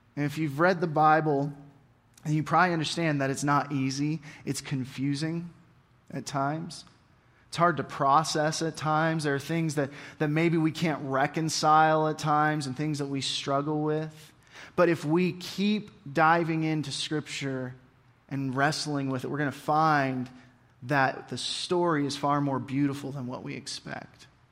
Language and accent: English; Oregon, United States; I grew up in Oregon